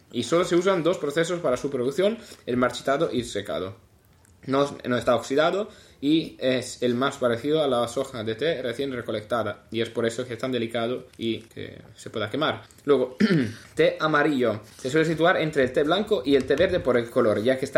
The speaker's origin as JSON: {"language": "Spanish", "country": "Italy", "second_language": "Spanish", "said": "soy italiano."}